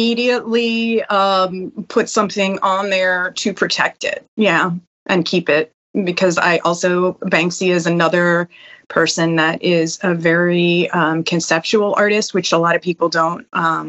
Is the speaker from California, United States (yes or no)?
no; Hollywood, Florida, United States; also born or lived in Dania Beach; I'm born and raised in Hollywood. I've lived in Hollywood pretty much my whole life